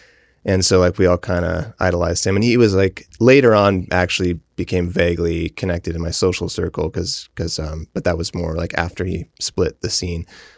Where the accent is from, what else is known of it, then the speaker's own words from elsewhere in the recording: Mount Vernon, United States; And so I grew up, I consider Mount Vernon my hometown because I spent the most years there, but it was one of many.